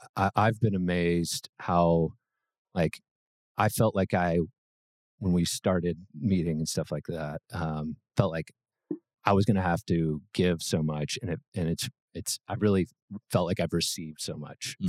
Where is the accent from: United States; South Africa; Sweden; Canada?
United States; Brentwood, Tennessee; so grew up in Brentwood